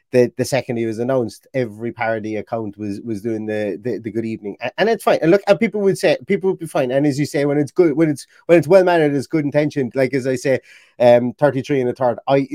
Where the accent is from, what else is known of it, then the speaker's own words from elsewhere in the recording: Ireland; accent: Irish; my own being Irish, sometimes the accent, especially when we say T's and TH's